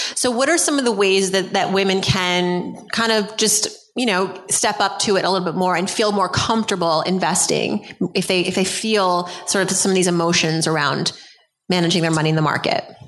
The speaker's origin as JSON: {"language": "English", "town": "New York City", "region": "New York", "country": "United States", "said": "I'm from Brooklyn."}